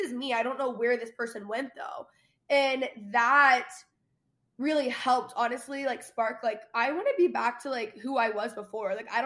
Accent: Dallas, Texas, United States; moved away as an adult; also born or lived in Los Angeles; I grew up in Dallas proper

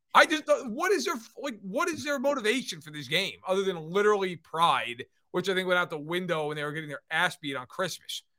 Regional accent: East Coast, United States; moved away; also born or lived in Midwest; I grew up on the East Coast

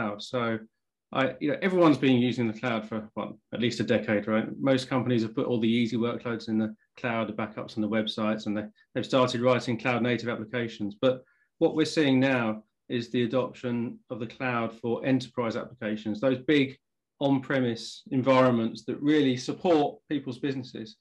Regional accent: England, United Kingdom; accent: English; as you can probably tell from the accent, I'm English

